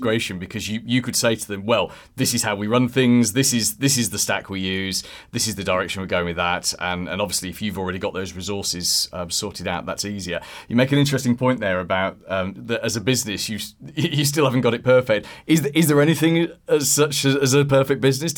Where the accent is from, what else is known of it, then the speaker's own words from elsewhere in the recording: United Kingdom; I'm British